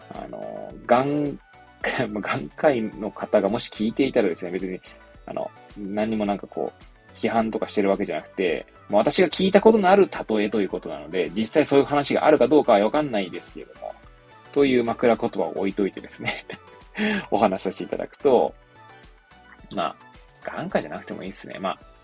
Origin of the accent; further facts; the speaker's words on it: Hachioji, Tokyo, Japan; 私、出身はですね、まあ、東京都八王子市生まれなんですけれども